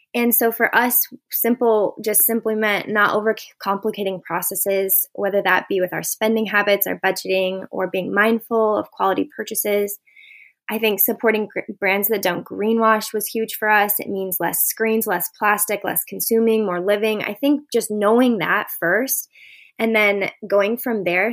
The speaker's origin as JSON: {"language": "English", "town": "Boise", "region": "Idaho", "country": "United States", "said": "I am from Boise, Idaho"}